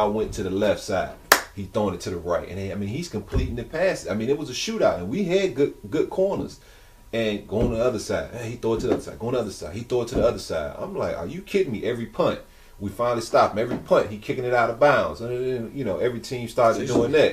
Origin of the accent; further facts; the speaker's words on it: Virginia, United States; my hometown